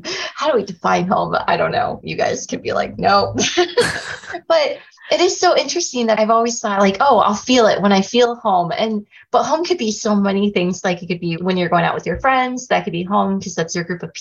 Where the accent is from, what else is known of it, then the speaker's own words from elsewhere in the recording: Mount Pleasant, Iowa, United States; now in Cedar Rapids, United States; I always say Mount Pleasant, Iowa. But then like you only live there until like you're 18